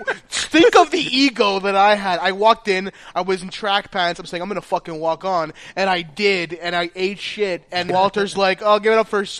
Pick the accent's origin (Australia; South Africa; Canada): Canada; Montreal, Quebec; I grew up in the West Island